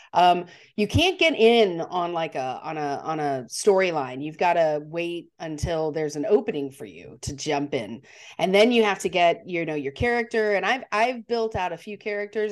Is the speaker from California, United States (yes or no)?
no; Montana, United States; I'm from Montana